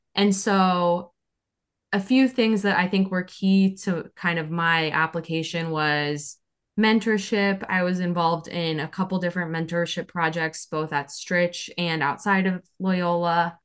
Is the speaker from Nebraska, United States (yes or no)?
yes; Omaha, Nebraska, United States; moved away as an adult; also born or lived in Chicago, Illinois; now in South Carolina, United States; So I'm originally from Omaha, Nebraska